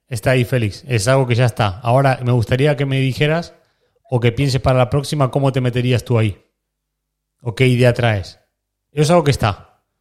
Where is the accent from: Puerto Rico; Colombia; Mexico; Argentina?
Argentina; O sea, lo que nosotros en Argentina, que yo soy argentino, lo que en Argentina vivimos con el Babi